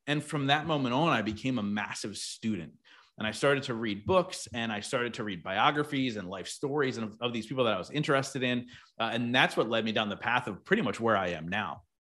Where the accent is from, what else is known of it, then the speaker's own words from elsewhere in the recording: New Jersey, United States; I grew up in South Jersey, so really close to the beach